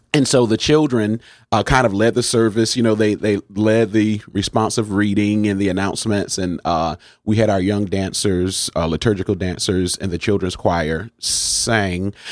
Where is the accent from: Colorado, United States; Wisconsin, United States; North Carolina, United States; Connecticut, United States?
Connecticut, United States; New Haven; am a native of New Haven